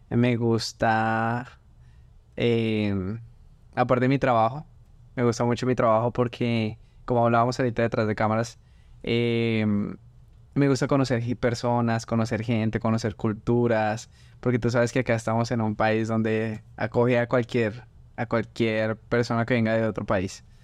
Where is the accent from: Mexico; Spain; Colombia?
Colombia; Bogotá; moved away as an adult; now in Louisiana, United States; yo soy de Colombia. ¿De qué parte? De Bogotá, la capital. Ah, llegué hace unos cuatro años y medio más o menos. Em, mi familia, toda mi familia está allá en Colombia